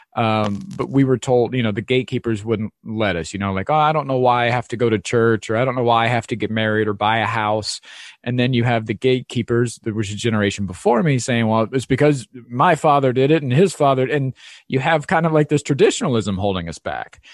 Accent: Ohio, United States; moved away; I grew up in Ohio in the Midwest

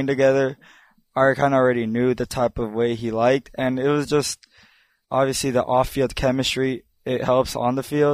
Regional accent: Bay Area, California, United States; I'm from the Bay Area

